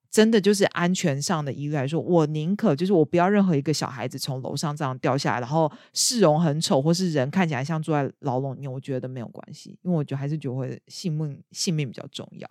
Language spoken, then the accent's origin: Chinese; Taiwan; now in United Kingdom; 以我一个台湾人